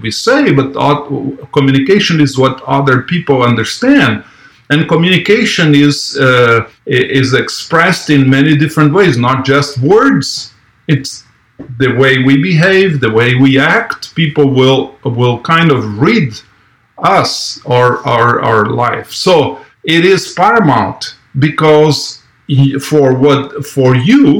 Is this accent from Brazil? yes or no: yes; Brazil; moved away as an adult; I was born in Brazil. I lived there until I was 21.